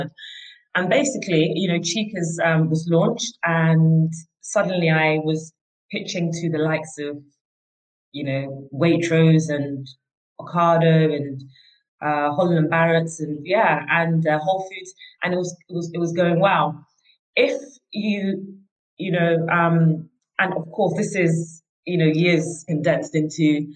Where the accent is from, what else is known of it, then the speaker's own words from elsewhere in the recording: Nigeria; moved away; my childhood and how I grew up in Nigeria